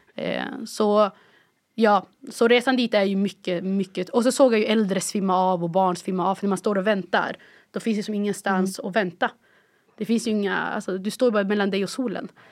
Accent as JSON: {"language": "Swedish", "town": "Umeå", "region": "Västerbotten County", "country": "Sweden", "tie": "born or raised there", "also_born_or_lived": "Cairo, Egypt", "moved": "as an adult"}